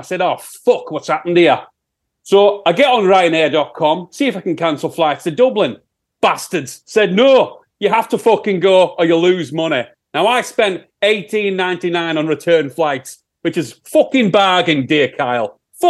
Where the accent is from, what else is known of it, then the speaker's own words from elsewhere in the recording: Yorkshire and the Humber, United Kingdom; accent: Sheffield; That's my Sheffield accent, I think.